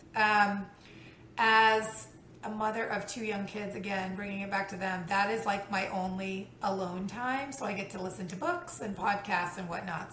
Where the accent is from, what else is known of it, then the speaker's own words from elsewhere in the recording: Texas, United States; also born or lived in New York City; now in Houston, United States; I'm originally from Texas, but we moved from New York City we moved to Montrose